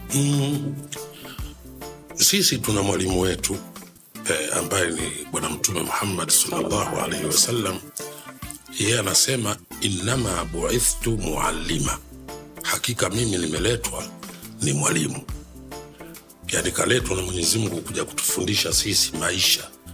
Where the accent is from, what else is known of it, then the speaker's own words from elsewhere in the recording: Rufiji, Pwani, Tanzania; mimi nimezaliwa Rufiji eh, eh, Rufiji ni wilaya katika mkoa wa Pwani